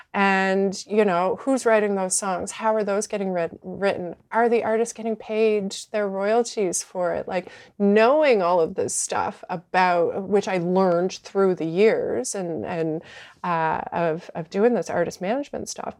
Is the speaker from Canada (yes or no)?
yes; Fredericton, New Brunswick, Canada; moved away as an adult; also born or lived in Halifax / Vancouver; I started in my, in my hometown of Fredericton